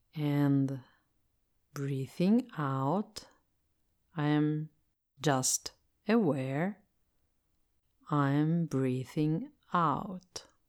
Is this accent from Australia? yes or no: no; Italy; English is a second language; I'm Italian and I live in Italy, so I speak English as a second language.